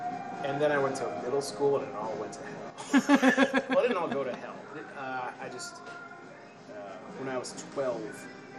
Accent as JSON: {"language": "English", "town": "Framingham", "region": "Massachusetts", "country": "United States", "tie": "born or raised there", "also_born_or_lived": "Boston", "said": "I was born in Boston at the St. Elizabeth's Hospital in Brighton. My mom's from Brighton. My dad's from Connecticut, but he moved up here when he was in his 20s. I grew up in Framingham."}